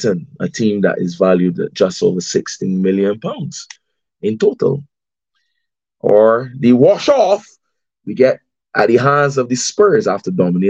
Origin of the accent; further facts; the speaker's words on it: Barbados; accent: Bajan; my Bajan accent